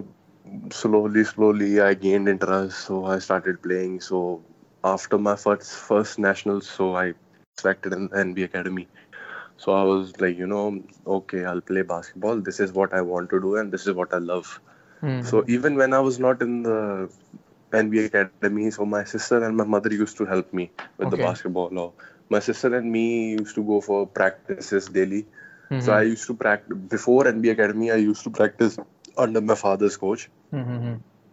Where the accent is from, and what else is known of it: Mohali, Punjab, India; born or raised there; also born or lived in Jalandhar, Punjab